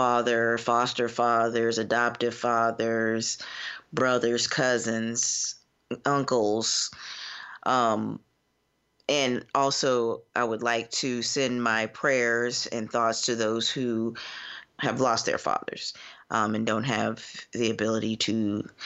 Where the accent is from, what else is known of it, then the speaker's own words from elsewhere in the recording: Florida, United States; now in Cincinnati, United States; I am from Florida and currently practicing in Cincinnati, Ohio